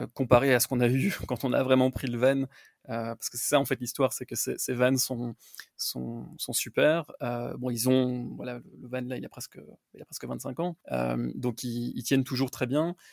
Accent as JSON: {"language": "French", "town": "Brussels", "region": "Brussels-Capital Region", "country": "Belgium", "also_born_or_lived": "Los Angeles, United States / Dallas, United States", "moved": "as an adult", "lives_now": "United States", "said": "je viens de Bruxelles en Belgique"}